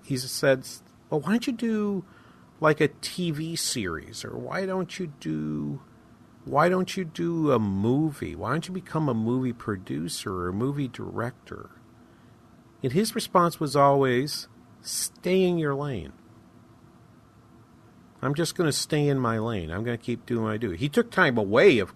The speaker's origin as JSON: {"language": "English", "region": "New England", "country": "United States", "tie": "born or raised there", "moved": "yes", "said": "Growing up in New England"}